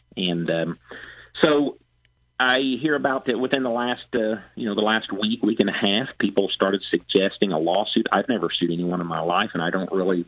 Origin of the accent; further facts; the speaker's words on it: Louisville, Illinois, United States; my hometown is Louisville. That's where my office is at. It's Southeast Illinois